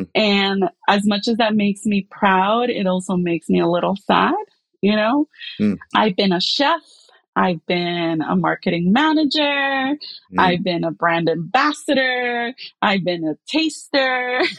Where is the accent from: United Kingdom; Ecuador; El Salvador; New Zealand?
El Salvador; now in Brooklyn, United States; yes, I am from El Salvador. I came here, Brooklyn, Brighton Beach.